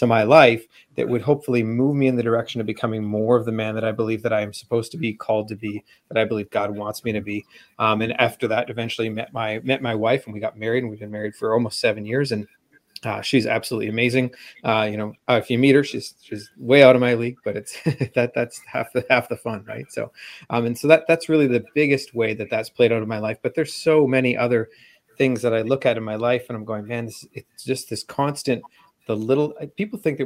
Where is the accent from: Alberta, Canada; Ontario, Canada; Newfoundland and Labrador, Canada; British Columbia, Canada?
British Columbia, Canada; Vancouver; Just outside of Vancouver, Canada